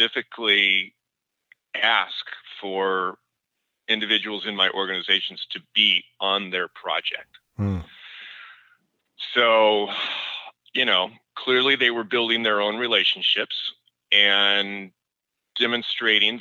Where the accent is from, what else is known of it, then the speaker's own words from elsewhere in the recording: Seattle, Washington, United States; I grew up in Seattle with Nordstrom